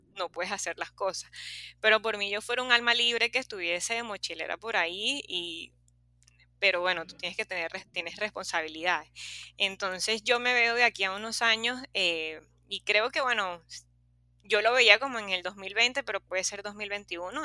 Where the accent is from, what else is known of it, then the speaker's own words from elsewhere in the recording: Los Corales, La Guaira, Venezuela; Yo soy de Los Corales